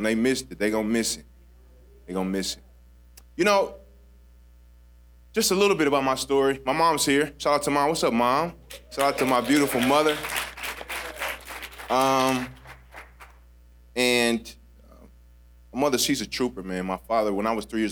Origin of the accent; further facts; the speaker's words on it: St. Louis, Missouri, United States; I'm from St. Louis